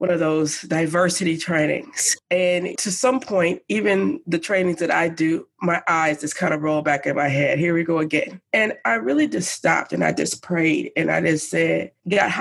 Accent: Madison, Wisconsin, United States; having grown up here in Madison

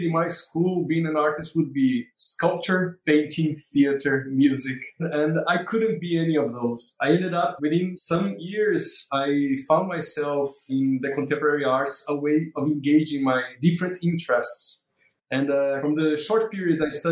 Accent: Maceió, Alagoas, Brazil; moved away as an adult; also born or lived in South Brazil; now in Recife, Brazil; I was born also in Maceió, this city 4 hours from Recife, and I came here in 2002

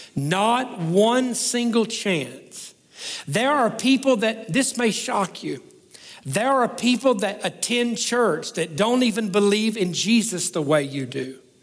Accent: the South, United States; I'm the guy from the South

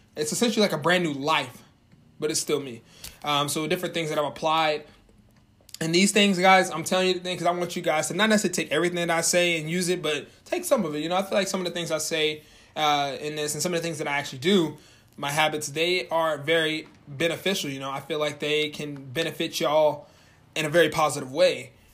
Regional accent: Norman, Oklahoma, United States; moved away as an adult; now in Springfield, United States; moved from my hometown of Norman, Oklahoma, and I moved to my new town of Springfield, Missouri

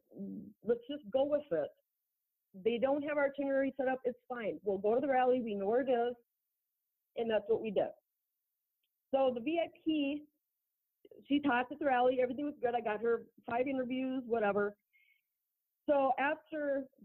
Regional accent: Minnesota, United States; moved away; also born or lived in Texas; I am born and raised in Minnesota

